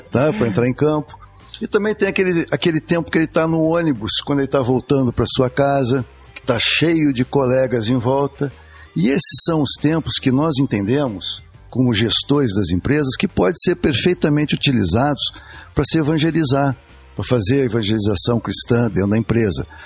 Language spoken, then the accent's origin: Portuguese; Curitiba, Paraná, Brazil; also born or lived in Rio de Janeiro; eu sou carioca de nascimento, sou criado aqui em Curitiba, vim cedo para cá